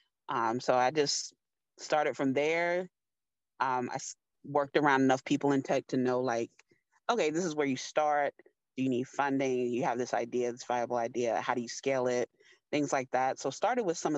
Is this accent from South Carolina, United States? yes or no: no; New York, United States; I was born in New York